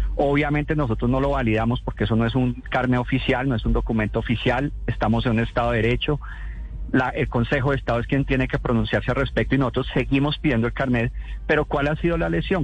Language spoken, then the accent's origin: Spanish; Colombia; como colombianos